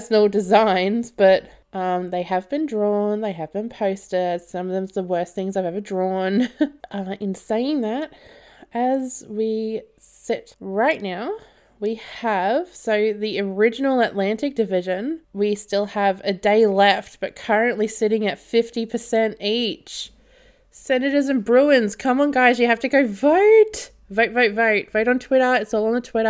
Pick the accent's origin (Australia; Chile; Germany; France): Australia; I'm Australian